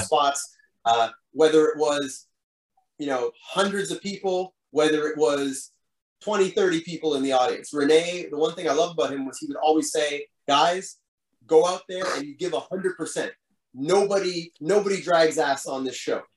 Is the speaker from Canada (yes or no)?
yes; Montreal, Quebec, Canada; my hometown crowd